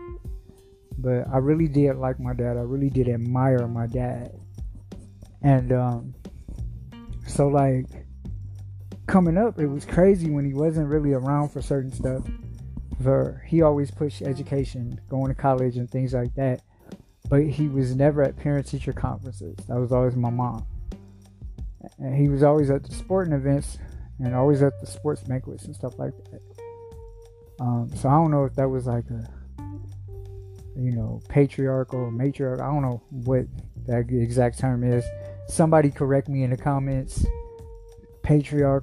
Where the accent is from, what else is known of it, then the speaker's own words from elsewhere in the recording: Shaker Heights, Ohio, United States; also born or lived in Stockton, California / Cleveland, Ohio; I grew up in Shaker Heights, Ohio